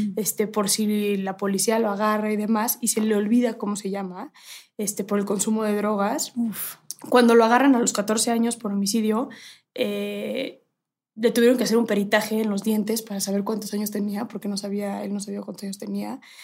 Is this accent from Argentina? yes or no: no; Mexico; mi país